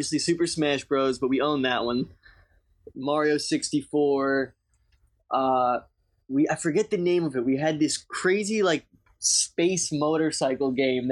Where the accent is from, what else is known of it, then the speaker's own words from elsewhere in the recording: Long Island, New York, United States; I'm from Long Island, New York